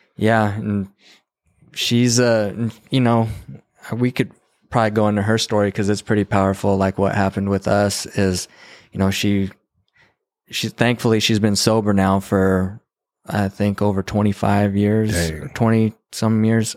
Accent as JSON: {"language": "English", "town": "Santa Fe", "region": "New Mexico", "country": "United States", "tie": "born or raised there", "moved": "yes", "lives_now": "Texas, United States", "said": "I was born in Santa Fe in 1988."}